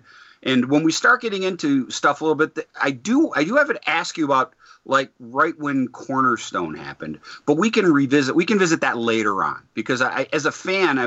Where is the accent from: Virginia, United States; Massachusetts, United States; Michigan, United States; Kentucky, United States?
Michigan, United States; Detroit; Growing up in Detroit, we had a healthy dose of … on the radio.